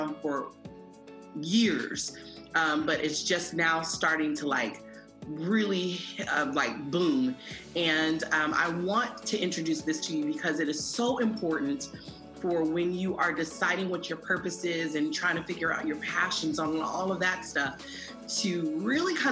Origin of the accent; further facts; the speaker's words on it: Columbus, Ohio, United States; I'm from Columbus, Ohio.